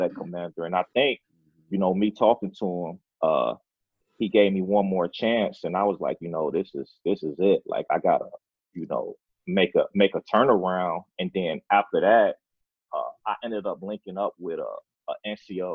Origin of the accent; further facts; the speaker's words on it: Chicago, Illinois, United States; moved away as an adult; was born and raised in Chicago, Illinois, came from the inner city